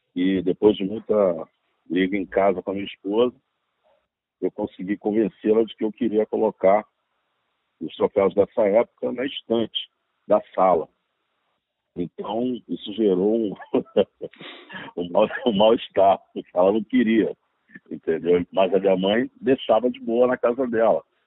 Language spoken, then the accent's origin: Portuguese; Rio de Janeiro, Brazil; Eu me mudei do Rocha e fomos morar na Vila da Penha